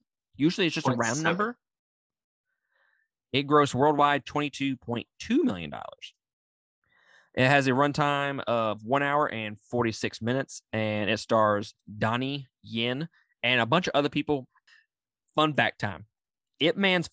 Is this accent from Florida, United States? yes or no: no; Mississippi, United States; I'm from Mississippi